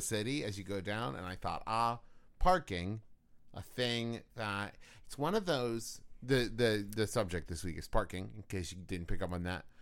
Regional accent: Huntington, West Virginia, United States; Huntington, West Virginia, my hometown

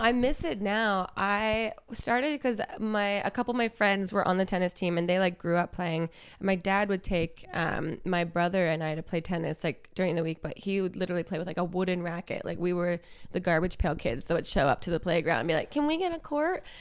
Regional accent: New Jersey, United States; moved away as an adult; also born or lived in Brooklyn, New York; I grew up in South Jersey, um, across the bridge from Philadelphia

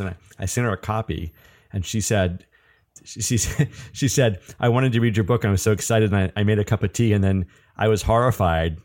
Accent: Atlanta, Georgia, United States; moved away; I'm from Atlanta

